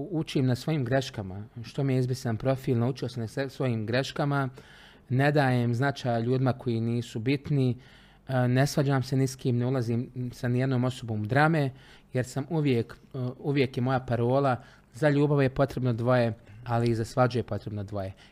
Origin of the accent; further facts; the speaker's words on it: Travnik, Federation of Bosnia and Herzegovina, Bosnia & Herzegovina; also born or lived in Trogir, Croatia; rođen sam u Travniku, rođeni sam Trančanin. Uh, jedno vrijeme, za vrijeme rata sam živio par mjeseci u Trogiru, u Hrvatskoj, na Čijovu.